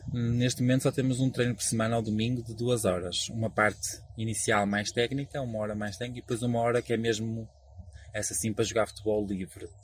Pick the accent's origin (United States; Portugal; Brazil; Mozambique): Portugal; also born or lived in Porto; sou português, nascido em Portugal e uh, trabalho neste momento no Porto e vivo no Porto